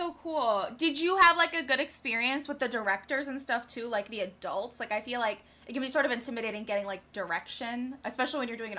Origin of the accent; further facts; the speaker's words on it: Chicago, Illinois, United States; I'm from Chicago.